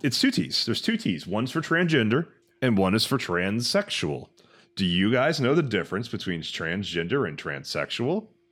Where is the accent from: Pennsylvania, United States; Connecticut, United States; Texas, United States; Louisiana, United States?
Texas, United States; now in California, United States; I am from Texas, which is a red state, and moved out to California.